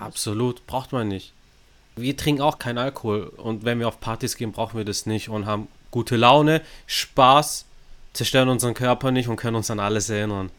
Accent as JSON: {"language": "German", "town": "Stuttgart", "region": "Baden-Württemberg", "country": "Germany", "said": "wir sind ja aus Stuttgart"}